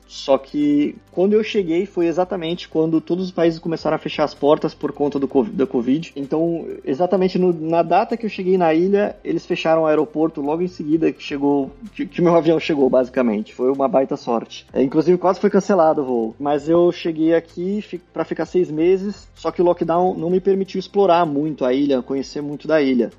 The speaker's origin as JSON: {"language": "Portuguese", "town": "Santos", "region": "São Paulo", "country": "Brazil", "tie": "born or raised there", "also_born_or_lived": "Portugal / Hungary", "moved": "as an adult", "lives_now": "Greece", "said": "Eu nasci e fui criado na cidade de Santos, em São Paulo."}